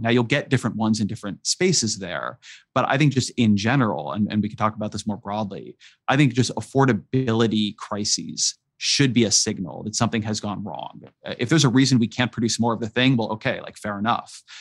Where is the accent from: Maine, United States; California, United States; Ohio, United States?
California, United States; Irvine; also born or lived in San Francisco, California; I come from California. I grew up in Irvine, California